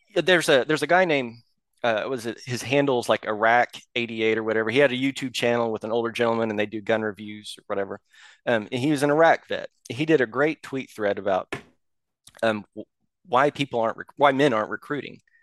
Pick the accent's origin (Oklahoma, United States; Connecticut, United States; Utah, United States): Oklahoma, United States; I'm from Oklahoma